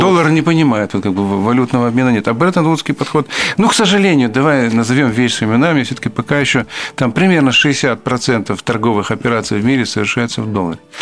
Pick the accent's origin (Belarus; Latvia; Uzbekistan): Belarus; мы, белорусы